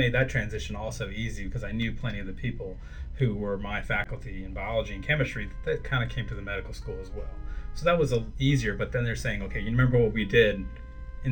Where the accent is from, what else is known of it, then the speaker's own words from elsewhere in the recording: Anniston, Alabama, United States; I'm from Anniston